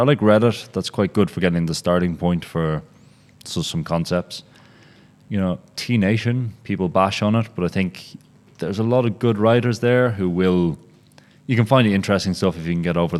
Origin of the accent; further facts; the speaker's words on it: Ireland; now in Berlin, Germany; I'm Irish.